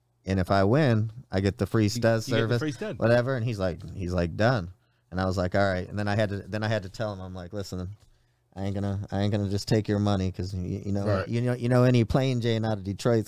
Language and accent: English; Ireland; Damn, I can use that being that I'm Irish.